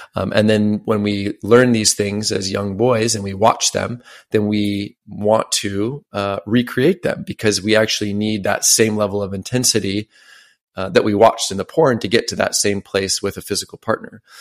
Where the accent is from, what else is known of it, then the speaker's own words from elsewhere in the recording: Washington, United States; my hometown, I lived in Washington State. It's a very small town